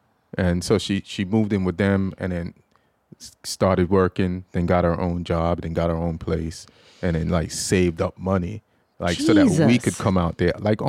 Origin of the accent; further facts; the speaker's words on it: England, United Kingdom; also born or lived in Jamaica; now in United States; Like, when I was growing up in England, we learned, like, English history in school. So, I went to school in England. And when I went to Jamaica, you learn Caribbean history